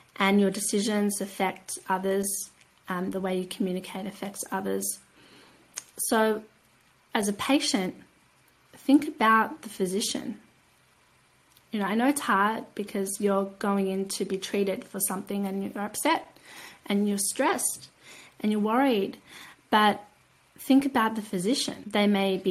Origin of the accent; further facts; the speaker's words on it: Australia; I come from Australia. Australia